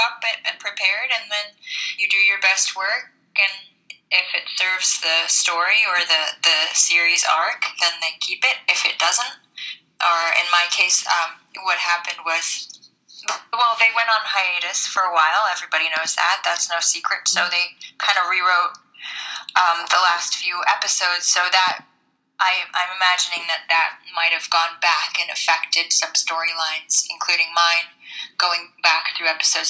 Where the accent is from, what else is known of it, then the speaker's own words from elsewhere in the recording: New York, United States; moved away as an adult; also born or lived in Budapest, Hungary; now in Los Angeles, United States; I live in LA. I've lived here for a few years by way of Budapest. I grew up in New York, but I moved to Budapest